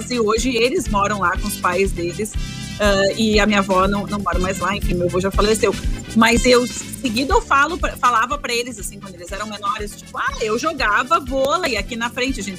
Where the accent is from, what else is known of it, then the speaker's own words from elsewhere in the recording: Porto Alegre, Rio Grande do Sul, Brazil; tu não sabe como é que foi a minha infância no Sarandi, cara.